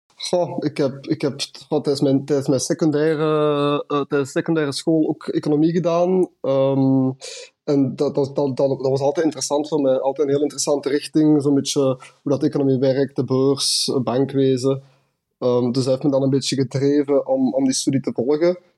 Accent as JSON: {"language": "Dutch", "town": "Westerlo", "region": "Flanders", "country": "Belgium", "also_born_or_lived": "Ghent", "moved": "as an adult", "lives_now": "Munich, Germany", "said": "ik kom oorspronkelijk uit Westerlo, Vlaanderen"}